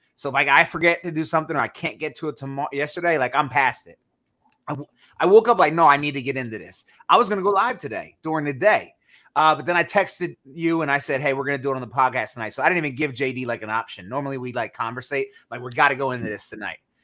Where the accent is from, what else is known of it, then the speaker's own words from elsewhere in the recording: Northeast, United States; I'm from the Northeast